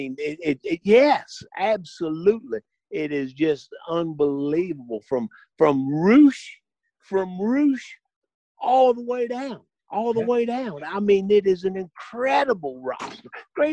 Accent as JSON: {"language": "English", "region": "West Virginia", "country": "United States", "tie": "born there", "said": "Kevin, I was born in West Virginia."}